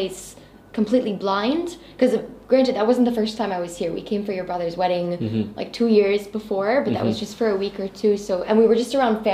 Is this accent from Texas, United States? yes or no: yes; Texas, United States; moved away as an adult; also born or lived in France; now in Bahrain; I grew up in Texas, not very conservative, but like on a more conservative like community, family, friends